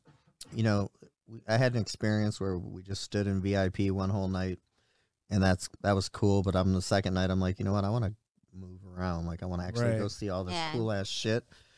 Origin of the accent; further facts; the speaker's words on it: Detroit, Michigan, United States; I'm from Detroit